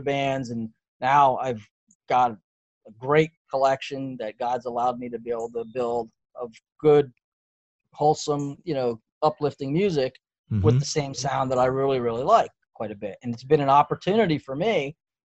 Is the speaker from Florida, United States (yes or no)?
yes; Davie, Florida, United States; now in Knoxville, United States; I grew up in Davie, Florida